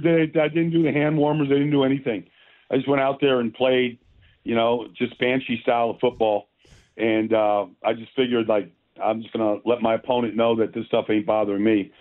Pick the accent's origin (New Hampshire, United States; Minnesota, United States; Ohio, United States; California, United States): Minnesota, United States; I grew up in Minnesota